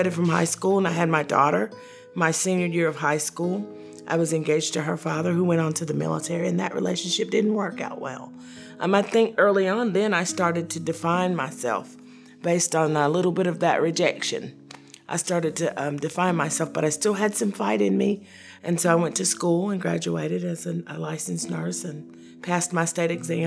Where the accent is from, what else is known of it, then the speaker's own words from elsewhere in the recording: Knoxville, Tennessee, United States; I was born and raised in Knoxville, Tennessee